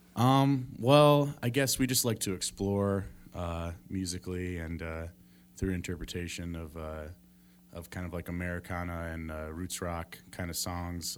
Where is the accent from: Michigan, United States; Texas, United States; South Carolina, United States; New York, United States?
Michigan, United States; Ada; I grew up in, in Grand Rapids, in Ada, Michigan, just outside.